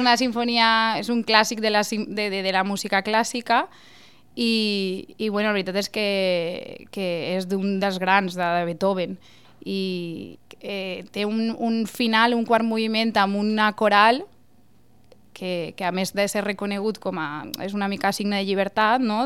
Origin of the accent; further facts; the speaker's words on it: Llíria, Valencian Community, Spain; moved away as an adult; La banda del meu poble és la banda primitiva de Llíria.